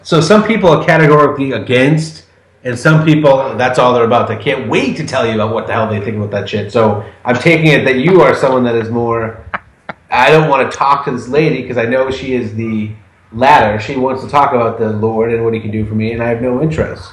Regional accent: Massachusetts, United States; moved away; also born or lived in Portland, Maine; I'm from Massachusetts, and I lived for ten years 100 miles north up by Portland, Maine

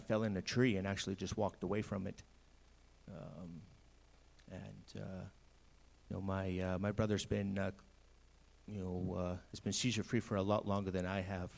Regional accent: British Columbia, Canada; moved away as an adult; also born or lived in Saskatchewan / Kelowna; I went to BC in 1990. Grew up there

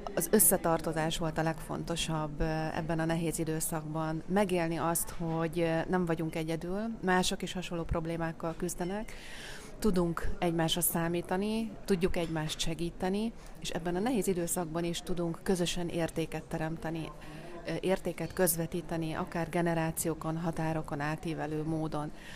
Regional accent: Szécsény, Nógrád, Hungary; moved away; a szülővárosomban, Széchenyben

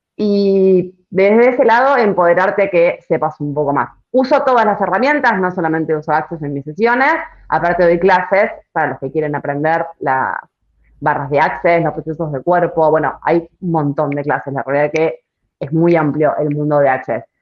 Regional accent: Argentina; es muy de argentino eso. Lo tenemos como muy, muy en la sangre

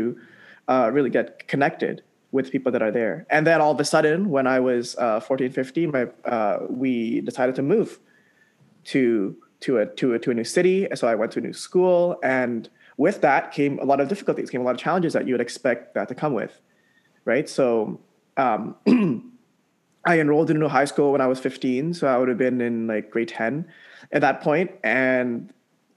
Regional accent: Mississauga, Ontario, Canada; moved away as an adult; also born or lived in Jakarta, Indonesia / Stoney Creek, Hamilton, Ontario; now in Halifax, Canada; my family moved to Mississauga in 2001.

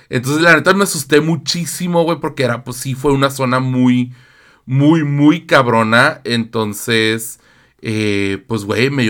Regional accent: Tijuana, Baja California, Mexico; Somos de Tijuana. Tijuana, nena. Tijuana.

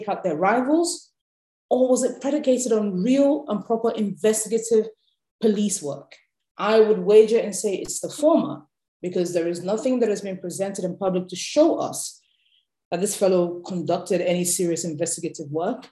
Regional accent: Nigeria; being a Nigerian and having experienced how the political class moves

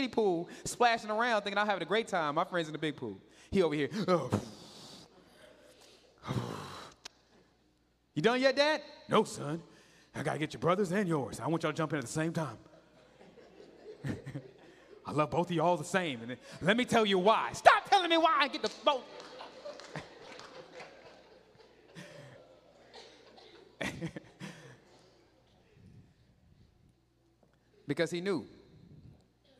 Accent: Katy, Texas, United States; I grew up in Katy.

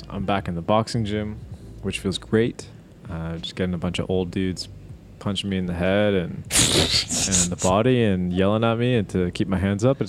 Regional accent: Canada; Feeling sad about it being cold and low light and being Canadian.

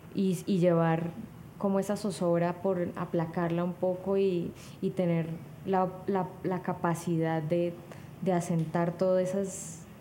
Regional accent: Cali, Valle del Cauca, Colombia; yo que soy de Cali además y que me siento muy conectada con, esa efervescencia em, de nuestra identidad

